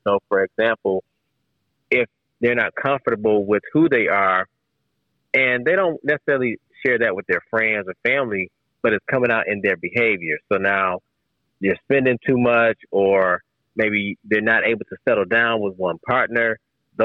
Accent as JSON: {"language": "English", "town": "Detroit", "region": "Michigan", "country": "United States", "tie": "born or raised there", "said": "people from my hometown"}